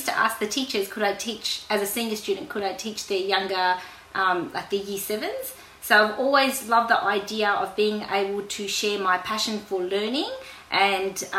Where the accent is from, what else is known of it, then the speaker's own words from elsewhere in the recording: Australia; I was born in Australia